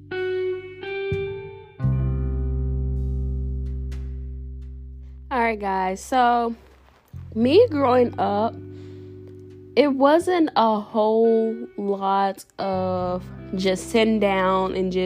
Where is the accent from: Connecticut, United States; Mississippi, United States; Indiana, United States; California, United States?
Mississippi, United States; Jackson; I'm originally from Jackson, Mississippi